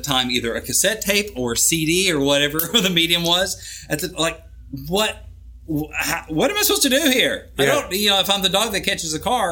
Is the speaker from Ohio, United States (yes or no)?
no; Arkansas, United States; moved away; being back in Arkansas. So that's where I'm from